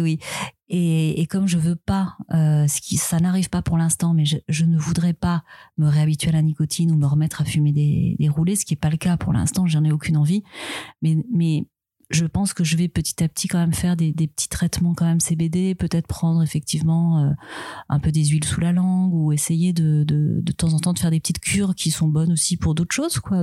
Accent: Switzerland; moved away; je suis suisse

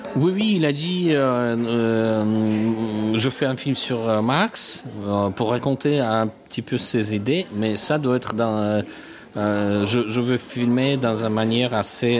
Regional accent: Russia; French is a second language; moved away; je suis russe

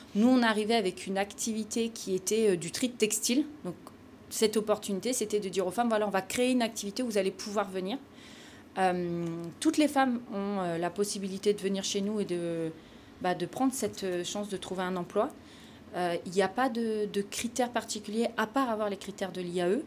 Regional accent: Picardy, Hauts-de-France, France; moved away as an adult; also born or lived in Amiens / Montpellier; now in Vitrolles, France; je suis picarde, vive la Picardie

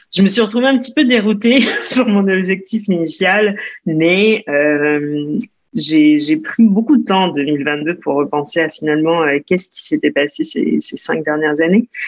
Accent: Montreal, Quebec, Canada; moved away as an adult; also born or lived in New Jersey, United States; now in France; Je née aux États-Unis, au New Jersey, mais j'ai grandi au Canada à Montréal

